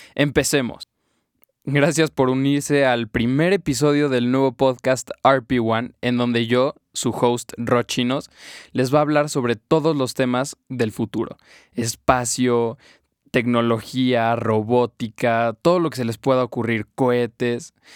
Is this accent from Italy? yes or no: no; Mexico; yo soy mexicano y quiero ver en mi país cómo están funcionando las cosas